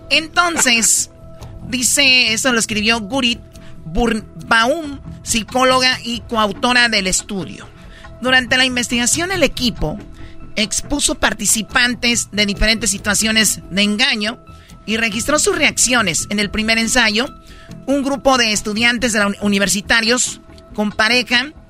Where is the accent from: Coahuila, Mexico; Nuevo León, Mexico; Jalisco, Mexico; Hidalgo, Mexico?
Jalisco, Mexico; Tepatitlán; Soy una mujer tradicional y yo soy de Tepatitlán, Jalisco y soy